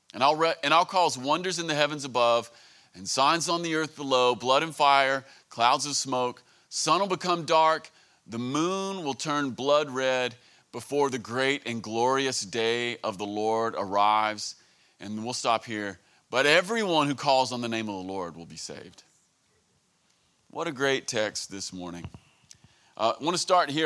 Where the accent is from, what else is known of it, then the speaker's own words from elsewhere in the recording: United States; I'm from Greene County